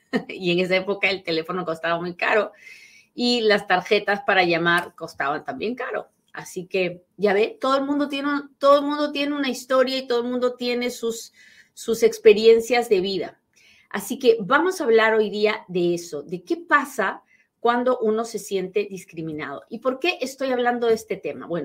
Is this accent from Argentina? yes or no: no; Peru; moved away as an adult; mi primer trabajo en este país fue de asistenta dental. Sí, sí, sí, porque resulta que yo llegué de Perú siendo dentista